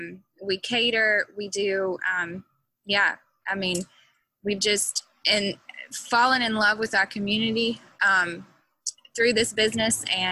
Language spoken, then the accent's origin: English; Mississippi, United States; I tell people I grew up everywhere. my dad is a retired Methodist pastor. And so we just lived all over the state of Mississippi, mostly Mississippi.